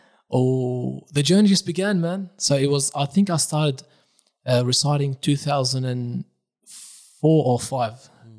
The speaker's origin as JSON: {"language": "English", "town": "Karbala", "region": "Karbala Governorate", "country": "Iraq", "tie": "born there", "moved": "yes", "said": "I was born in Iraq, in Karbala, beside Abu Abdullah al-Hussein."}